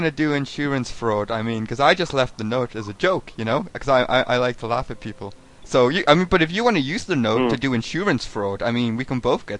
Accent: United Kingdom; I'm British, so I'm used to driving on the other side of the road, so it was a bit confusing.

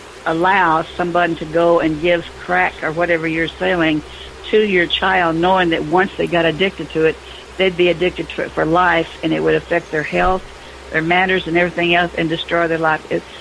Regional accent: the South, United States; I'm a Southerner and I'm supposed to not like your kind

